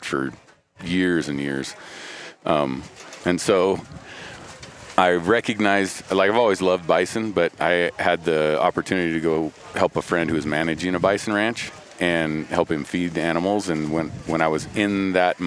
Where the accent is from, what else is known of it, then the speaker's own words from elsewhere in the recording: Western Oregon, United States; we grew up in Western Oregon